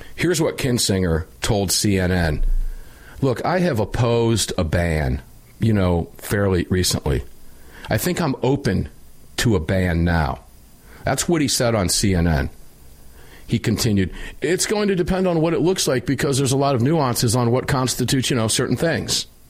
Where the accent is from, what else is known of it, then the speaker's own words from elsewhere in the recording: Tampa, Florida, United States; my hometown in Tampa, Florida